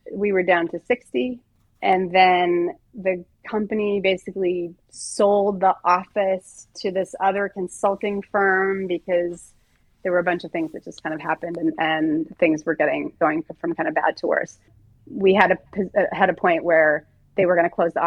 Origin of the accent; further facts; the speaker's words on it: Southern California, United States; moved away as an adult; also born or lived in New York / San Francisco; a girl who was born and raised in Southern California